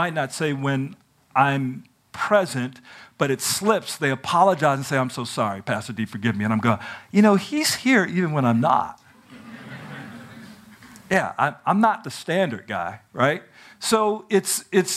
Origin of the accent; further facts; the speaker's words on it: Washington, District of Columbia, United States; I grew up in Washington, D.C.